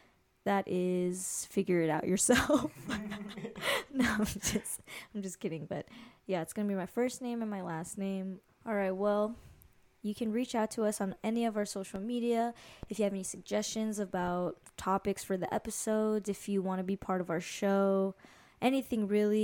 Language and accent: English; Hawaii, United States; by the way, I'm 22 years old. Brad is 24. We're both from Hawaii, and we're vibing